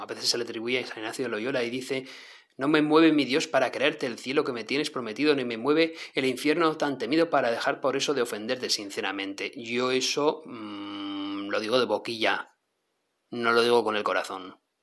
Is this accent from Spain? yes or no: yes; northern Spain, Spain; como decimos aquí en el norte de España